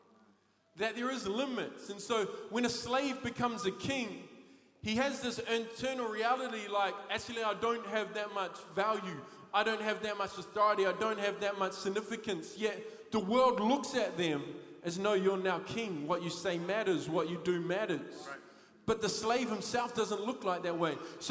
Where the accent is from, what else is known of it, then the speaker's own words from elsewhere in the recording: Thames, Waikato, New Zealand; I grew up in Thames